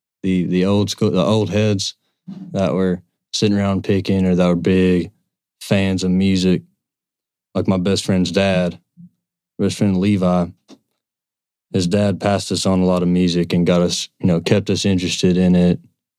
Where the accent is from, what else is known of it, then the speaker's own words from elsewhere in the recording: Cumberland Gap, East Tennessee, United States; About the age of 12 or 13, me and my buddies in East Tennessee, where we grew up in the Cumberland Gap, started messing around with instruments.